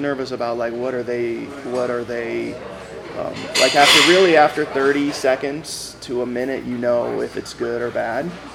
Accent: Los Angeles, California, United States; I am from the Valley, San Fernando Valley, the 818. And uh, I grew up in a um, place called Woodland Hills, and that's actually where I'm back now

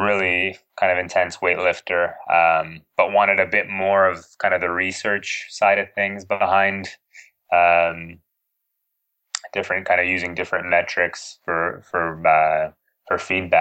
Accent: Toronto, Ontario, Canada; also born or lived in Edinburgh, United Kingdom; in my hometown, in Toronto

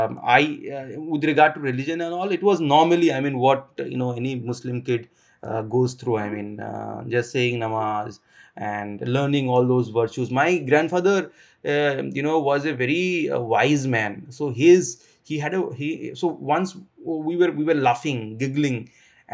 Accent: Assam, India; also born or lived in Bangalore; I am from Assam

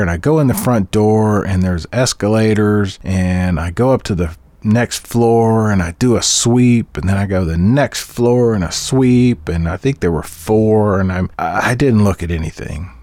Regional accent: Chattanooga, Tennessee, United States; I'm from Chattanooga, Tennessee

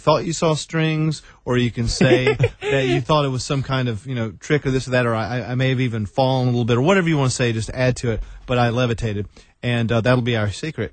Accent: Winston-Salem, North Carolina, United States; my hometown of Winston-Salem, North Carolina

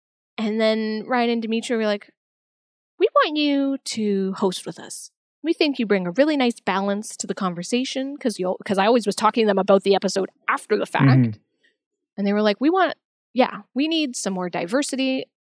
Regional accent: Canada; I'm from Canada

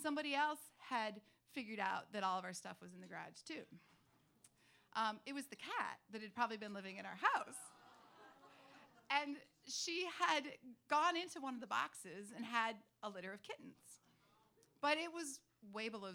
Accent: Duluth, Minnesota, United States; I grew up in Duluth in northern Minnesota

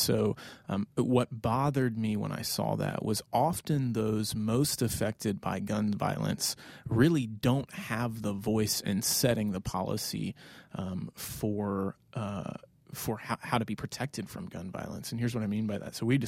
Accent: the South, United States; I grew up mainly in the South, a little bit all over, but have been around guns.

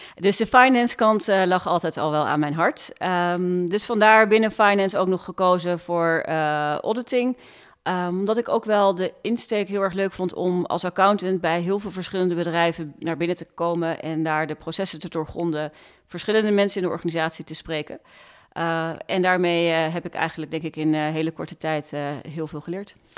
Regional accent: Zoetermeer, South Holland, Netherlands; ik ben dus opgegroeid in Zoetermeer

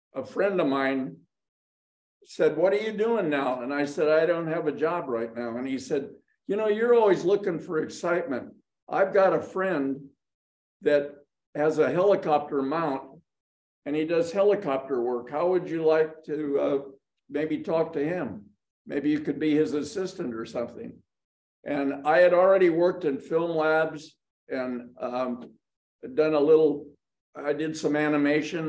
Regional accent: Los Angeles, California, United States; I was born in Hollywood, California

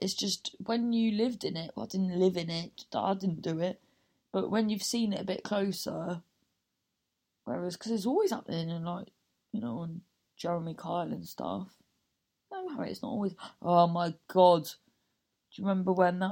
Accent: Cornwall, South West England, United Kingdom; accent: Cornish; there's lots of farms in Cornwall

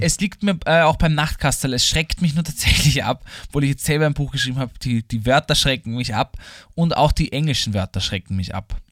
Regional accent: Vienna, Austria; für mich als Österreicher und als Wiener

